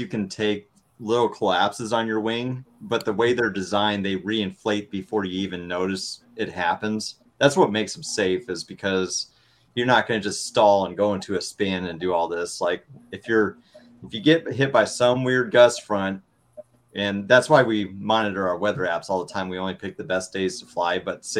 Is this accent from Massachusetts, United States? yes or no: no; Omaha, Nebraska, United States; So like, I came from Omaha, Nebraska. We had an ultralight field.